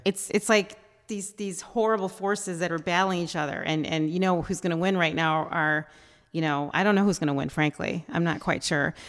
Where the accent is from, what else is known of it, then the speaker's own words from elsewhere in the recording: United States; we're American